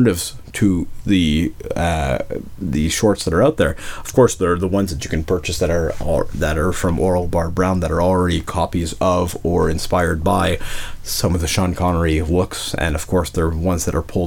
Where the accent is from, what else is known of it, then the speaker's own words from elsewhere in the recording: Montreal, Quebec, Canada; now in Quebec City, Canada; there in Montreal, my hometown